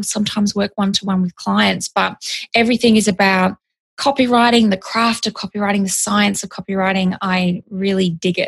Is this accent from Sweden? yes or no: no; Australia; now in California, United States; I am an Australian copywriter. I'm living in California. So I'm slowly becoming a little Americanized, changing the way I'm talking, slowly but surely.